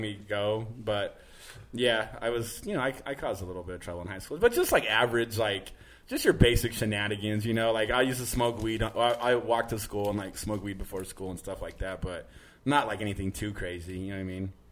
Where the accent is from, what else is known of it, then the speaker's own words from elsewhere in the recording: Manteca, California, United States; moved away as an adult; also born or lived in San Jose, California / Los Angeles, California; now in New York, United States; I I grew up in Northern California, but I I think living in Los Angeles for so long